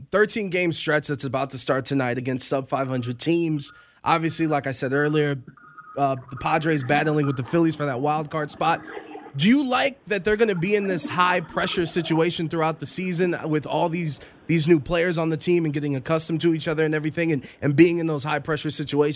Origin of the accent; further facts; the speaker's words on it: Cleveland, Ohio, United States; I'm from Cleveland